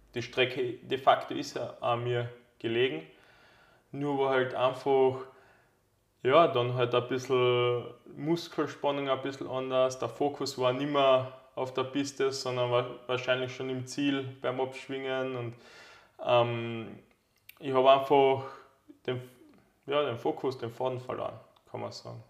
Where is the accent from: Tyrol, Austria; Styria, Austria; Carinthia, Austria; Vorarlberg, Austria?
Carinthia, Austria; bei uns in Kärnten